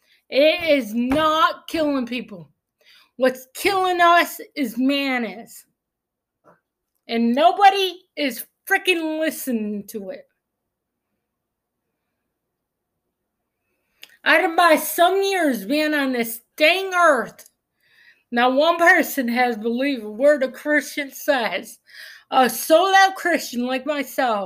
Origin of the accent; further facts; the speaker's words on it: Clifton Springs, New York, United States; I was born in Clifton Springs